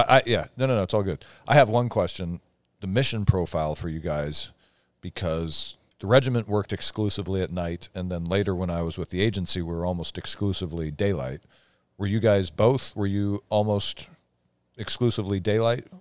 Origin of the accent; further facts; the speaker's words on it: north of Wenatchee, eastern Washington, United States; moved away; growing up over north of Wenatchee